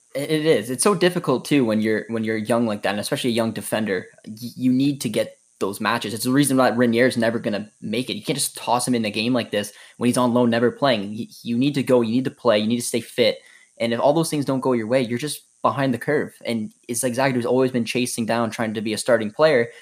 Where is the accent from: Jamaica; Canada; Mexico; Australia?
Canada; being Canadian and following the Canadian men's national team